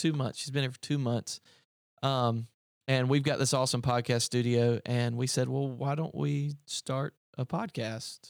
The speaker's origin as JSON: {"language": "English", "region": "upstate South Carolina", "country": "United States", "tie": "born or raised there", "also_born_or_lived": "Greenville, South Carolina", "moved": "as an adult", "said": "I came from Greenville, South Carolina. Um, I grew up in the upstate of South Carolina."}